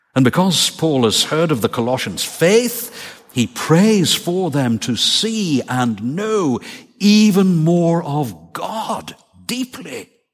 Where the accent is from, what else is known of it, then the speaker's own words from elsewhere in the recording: Northern Ireland, United Kingdom; moved away; ask me about growing up in Northern Ireland